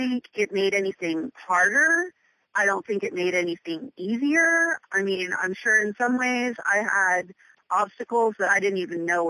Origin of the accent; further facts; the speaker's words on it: Pennsylvania, United States; moved away; also born or lived in Boston / New York City; growing up in Pennsylvania